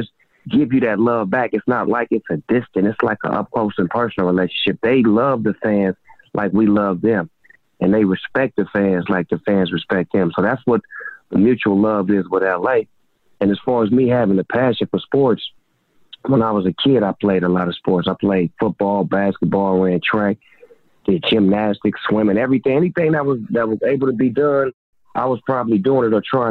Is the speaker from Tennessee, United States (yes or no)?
no; Long Beach, California, United States; I grew up a Laker fan growing up in Long Beach